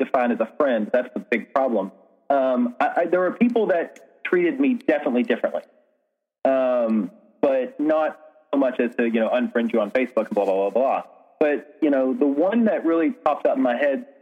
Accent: American South, United States; Growing up in the American South

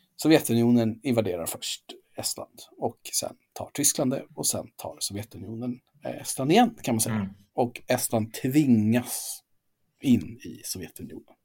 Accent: Gotland, Sweden; jag är ju från Gotland

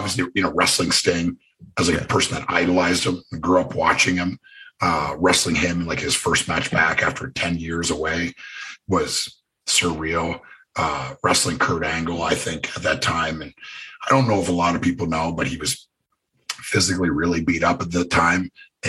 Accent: Canada; Cause my gimmick was, I didn't say anything and I was from Canada.

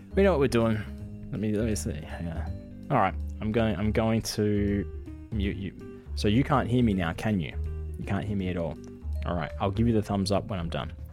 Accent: Perth, Western Australia, Australia; I'm from Australia. I'm from Perth

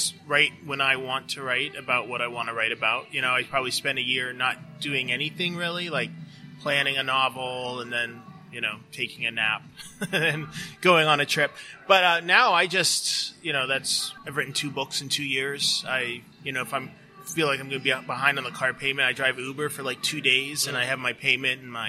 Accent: Erie, Pennsylvania, United States; moved away as an adult; I grew up in near Erie, Pennsylvania, in rural northwestern Pennsylvania, but I've been here since I turned 18

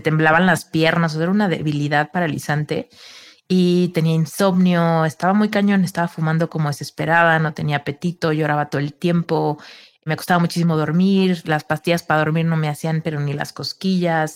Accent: Mexico; Soy mexicana

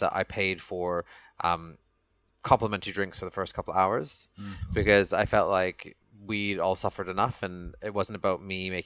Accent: Canada; now in London, United Kingdom; Bollywood music is something that I grew up with in Canada

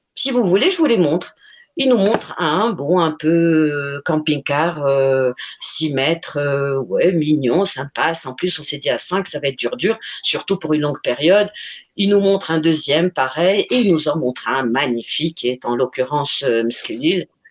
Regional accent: Morocco; moved away as an adult; also born or lived in Colombia; nous sommes tous nés au Maroc. Euh, euh, on a fait une, toutes nos études jusqu'au bac au Maroc

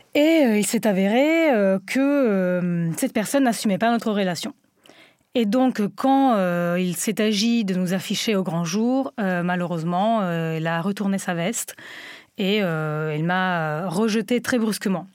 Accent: Italy; French is a second language; moved away as an adult; now in France; je viens d'Italie et j'ai vécu dans une Italie conservatrice, une Italie berlusconienne

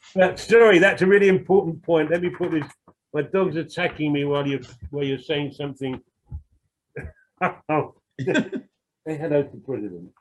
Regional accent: London, United Kingdom; I'm some some white working class bloke who comes from a bit of a criminal background in the East End

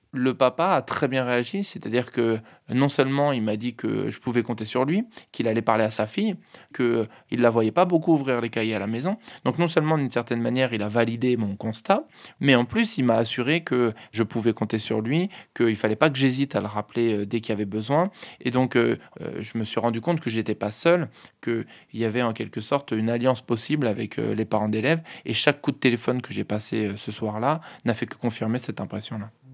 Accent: Hauts-de-Seine, Île-de-France, France; J'ai grandi euh, dans les Hauts-de-Seine

